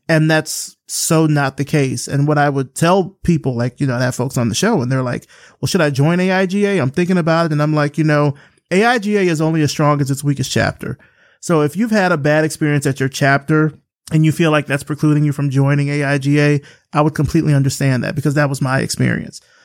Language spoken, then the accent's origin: English; Selma, Alabama, United States; moved away; I grew up in Selma. Selma is fifty miles away from Montgomery.